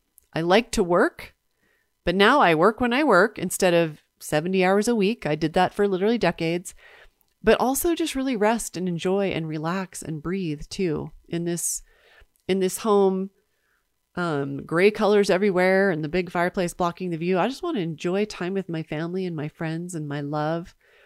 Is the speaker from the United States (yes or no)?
yes; Nebraska, United States; unlike the home I grew up in Nebraska, I'm grateful to have enough money to heat the house.